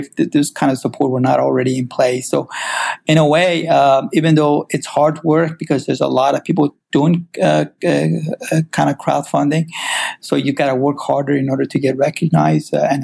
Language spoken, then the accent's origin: English; Iran; also born or lived in St. Louis, United States; now in California, United States; I originally grew up, I'm from Iran myself, originally, so that's where I was born, and I immigrated to U.S. around 78, so that's, I went and ended up going to high school here, around Midwest, actually, St. Louis area